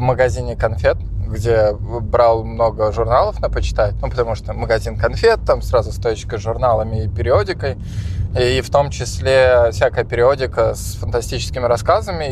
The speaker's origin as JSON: {"language": "Russian", "town": "Tolyatti", "region": "Samara Oblast", "country": "Russia", "tie": "born or raised there", "said": "я пока рос в Тольятти"}